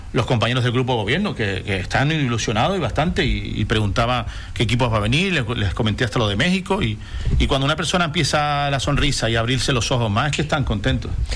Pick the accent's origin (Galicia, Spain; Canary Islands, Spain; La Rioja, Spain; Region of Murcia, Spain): Canary Islands, Spain; Corralejo; yo soy de Corralejo